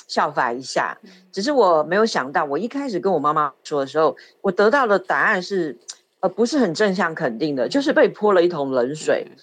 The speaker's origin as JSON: {"language": "Chinese", "region": "Kaohsiung", "country": "Taiwan", "tie": "born or raised there", "moved": "as an adult", "lives_now": "Taipei, Taiwan", "said": "其实我自己也是个北漂青年啦，我小时候是住在高雄，然后我自己跑到台北念书，就一路待在北部，没有回去了"}